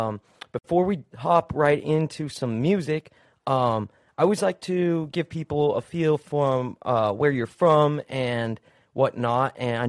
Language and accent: English; Utah, United States; I'm from Utah, so I know about that, snow life, bro.